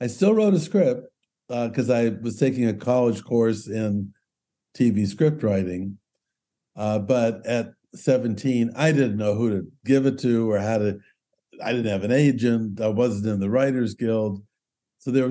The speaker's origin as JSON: {"language": "English", "town": "Culver City", "region": "California", "country": "United States", "tie": "born or raised there", "said": "I grew up in Culver City"}